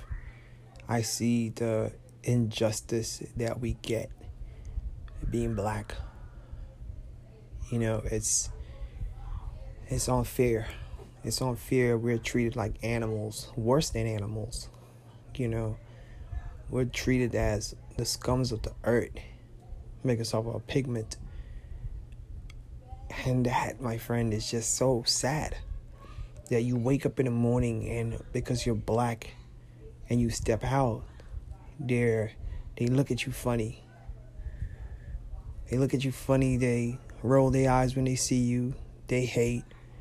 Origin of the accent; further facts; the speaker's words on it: United States; a young black man growing up in America